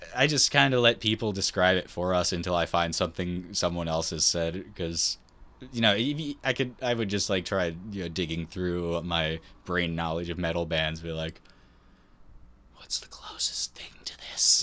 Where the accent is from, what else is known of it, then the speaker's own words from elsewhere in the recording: New York, United States; we're from New York.